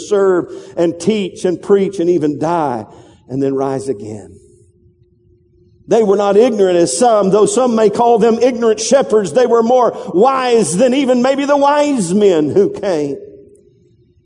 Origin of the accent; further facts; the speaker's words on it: the Bible Belt, the South, United States; I was raised in the Bible Belt.